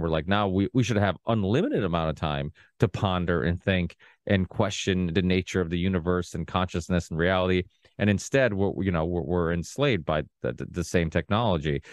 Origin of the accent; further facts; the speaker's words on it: Portugal; now in United States; I was born in Portugal.